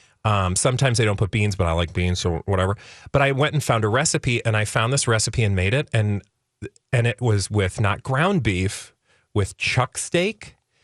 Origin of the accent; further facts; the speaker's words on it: Midwest, United States; moved away; also born or lived in Texas; I grew up in the Midwest